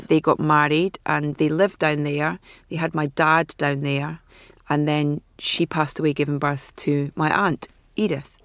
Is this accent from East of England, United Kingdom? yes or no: no; Anstruther, Scotland, United Kingdom; I was from Anstruther.